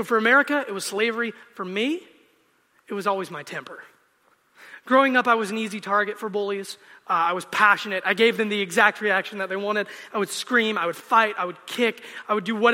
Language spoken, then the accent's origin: English; United States; I'm a Christian and I'm an American